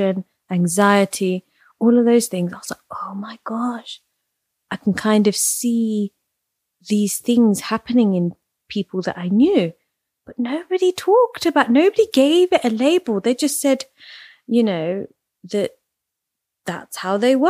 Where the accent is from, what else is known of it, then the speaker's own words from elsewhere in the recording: Leicester, East Midlands, United Kingdom; I grew up in Leicester, very kind of Indian, Gujarati centered city